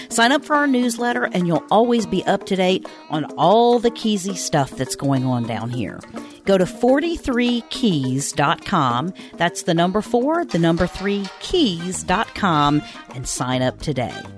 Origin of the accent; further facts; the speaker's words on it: Minneapolis, Minnesota, United States; moved away; I'm from Minneapolis, which is very progressive.